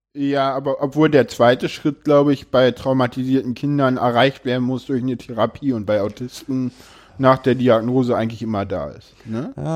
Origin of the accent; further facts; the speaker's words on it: Berlin, Germany; ich komme aus Berlin